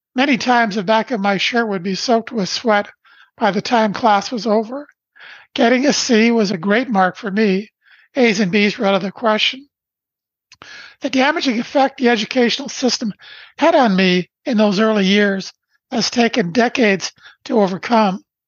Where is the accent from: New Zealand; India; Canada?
Canada; Brantford, Ontario; I was born in Brantford, Ontario, Canada on December 1st, 1953.